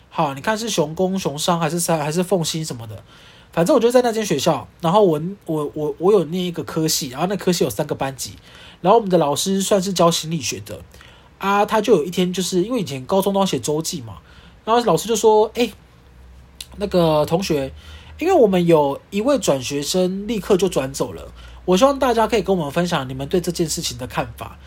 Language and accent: Chinese; Kaohsiung, Taiwan; now in Taipei, Taiwan; 我是住在我是出生在高雄，现在住在台北市的